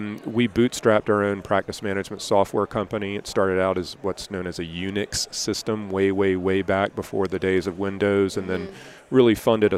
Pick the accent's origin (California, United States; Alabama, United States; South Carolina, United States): South Carolina, United States; Columbia; I grew up in Columbia, South Carolina